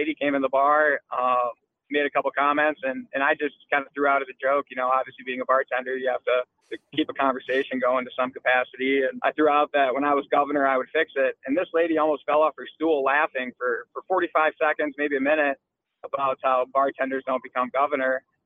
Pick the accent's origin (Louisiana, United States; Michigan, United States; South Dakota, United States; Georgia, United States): South Dakota, United States; Aberdeen; also born or lived in Des Moines, Iowa / Colorado; I grew up outside of Aberdeen